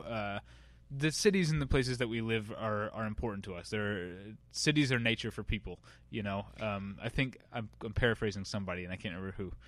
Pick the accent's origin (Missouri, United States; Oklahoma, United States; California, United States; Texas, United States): Missouri, United States; I'm from Missouri